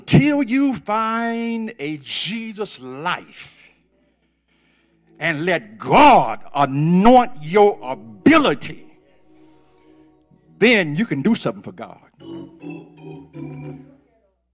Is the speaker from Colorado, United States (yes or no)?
no; North Carolina, United States; moved away as an adult; now in Jonesboro, United States; I'm from North Carolina. And I bought a home here 3 years ago in Jonesboro.